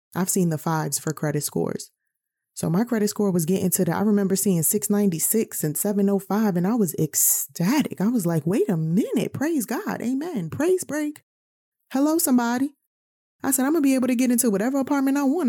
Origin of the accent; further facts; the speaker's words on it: New York, United States; growing up in New York, being a New Yorker